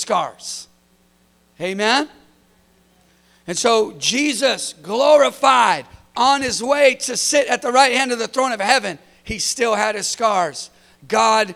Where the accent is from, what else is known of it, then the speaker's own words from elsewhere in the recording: California, United States; I'm from California